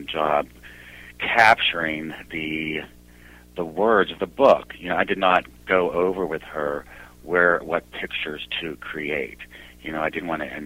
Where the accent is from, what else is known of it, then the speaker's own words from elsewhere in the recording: Sparta, Peloponnese, Greece; we are from Sparta, Greece